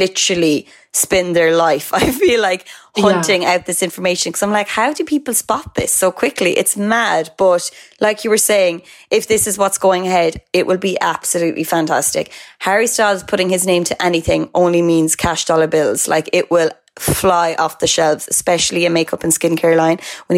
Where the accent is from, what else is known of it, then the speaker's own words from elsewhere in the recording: Cork, Munster, Ireland; my hometown of Cork.